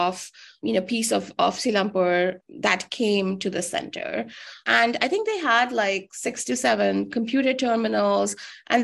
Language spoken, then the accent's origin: English; New Delhi, Delhi, India; I grew up in New Delhi and I lived on the other end of the city